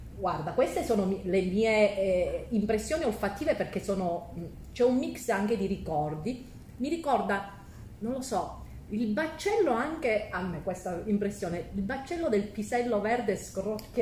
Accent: Calabria, Italy; moved away; io sono nel profondo sud, in Calabria, nella mia terra

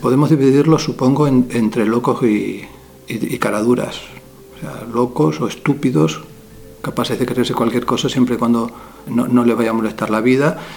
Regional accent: Canary Islands, Spain; las costas de mi tierra, Canarias

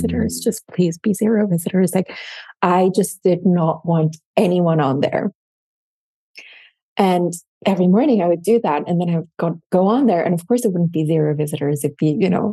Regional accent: Switzerland; first language German; English is a second language; German is my first language. And then my household growing up, my parents, my dad is from Morocco. My mom is from Sicily. They met in London. I was born in Switzerland

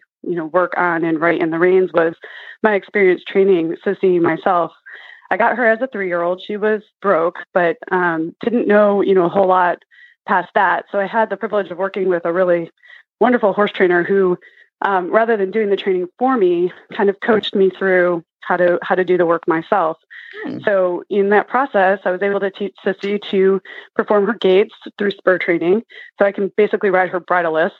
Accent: Michigan, United States; moved away as an adult; also born or lived in New York City / Texas; now in Arizona, United States; I grew up in Michigan and had a childhood horse there.

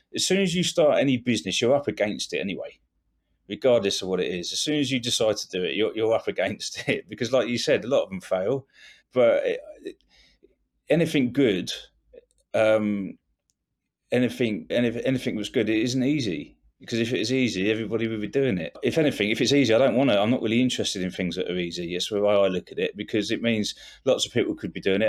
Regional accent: England, United Kingdom; being English

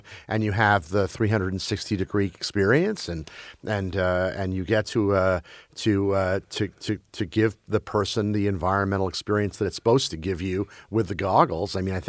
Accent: Brussels, Brussels-Capital Region, Belgium; I grew up in Brussels, Belgium, as a kid. And we watched American TV either with subtitles in Flemish or dubbed in French.

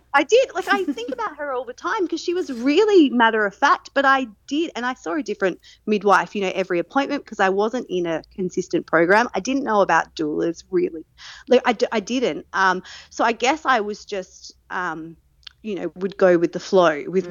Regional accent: Adelaide, South Australia, Australia; moved away as an adult; now in Newcastle, Australia; I am originally from Adelaide, but since 2020, I've been living in Newcastle, New South Wales

